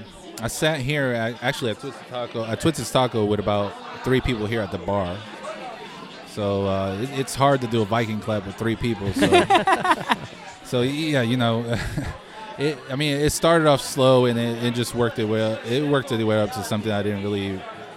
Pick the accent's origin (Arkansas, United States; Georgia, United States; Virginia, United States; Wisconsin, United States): Georgia, United States; Atlanta; I grew up here in Atlanta since 89.